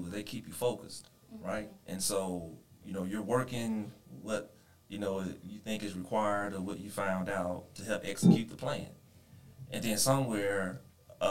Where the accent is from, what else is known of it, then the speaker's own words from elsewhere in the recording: Kosciusko, Mississippi, United States; now in Dallas, United States; I am from a good old state of Mississippi